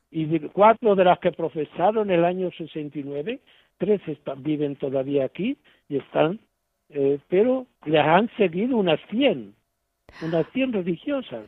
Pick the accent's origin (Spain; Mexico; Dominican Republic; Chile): Spain; moved away as an adult; now in Zimbabwe; el día de mi despedida en mi pueblo y ante la Virgen de lo Alto, la patrona del pueblo, ¿no? El cariño que le teníamos porque había sido desde monaguillo hasta ahora sacerdote